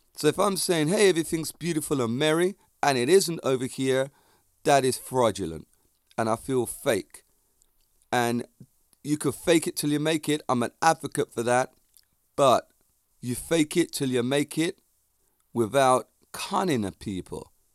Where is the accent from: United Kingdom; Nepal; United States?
United Kingdom; England; accent: Jamaican; I grew up in England and with Jamaican parents in the Jamaican community.